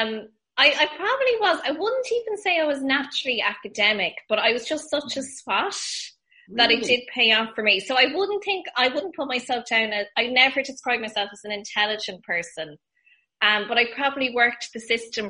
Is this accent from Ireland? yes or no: yes; West Kerry, Munster, Ireland; also born or lived in Kildare; I'm a bit of a hybrid. So I would have spent a lot of time in Kildare and Kerry.